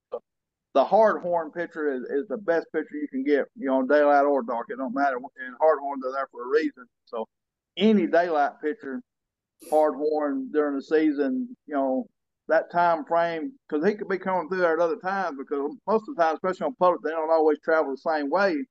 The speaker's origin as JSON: {"language": "English", "town": "Colvin", "country": "United States", "tie": "born or raised there", "said": "we moved to the back to where I was born at in Colvin"}